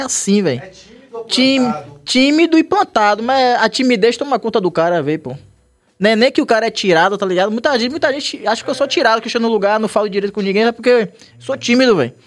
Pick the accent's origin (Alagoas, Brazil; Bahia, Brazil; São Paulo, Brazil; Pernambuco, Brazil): Bahia, Brazil; Salvador; eu morava na Liberdade, mas eu saí da Liberdade foi com, acho que com oito anos